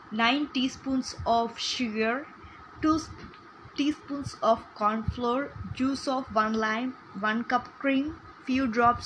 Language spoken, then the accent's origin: English; Bangalore, Karnataka, India; I'm from Bangalore.